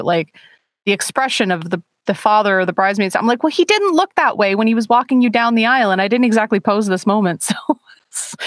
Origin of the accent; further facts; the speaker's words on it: Milton, Ontario, Canada; moved away; the street that I grew up on